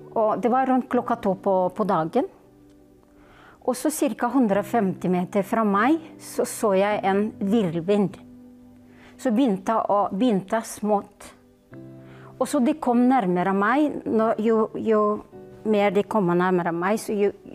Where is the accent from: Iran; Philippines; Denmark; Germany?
Philippines; Norwegian is a second language; now in Norway; jeg kommer fra Filippinene